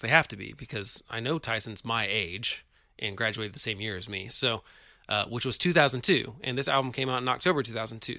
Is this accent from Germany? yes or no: no; Oklahoma, United States; we're from Oklahoma, the rejects from Oklahoma